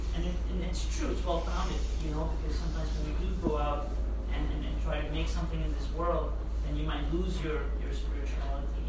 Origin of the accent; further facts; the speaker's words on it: Chicago, Illinois, United States; I come from Chicago